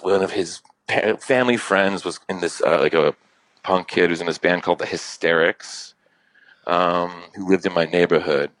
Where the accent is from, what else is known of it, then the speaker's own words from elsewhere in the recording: New York, United States; I grew up in New York